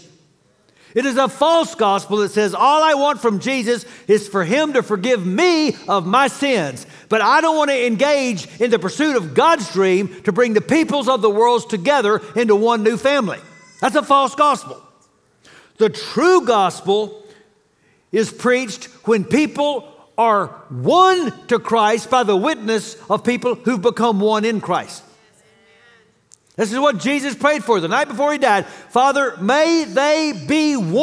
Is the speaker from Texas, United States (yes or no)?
yes; Dallas, Texas, United States; I grew up in Dallas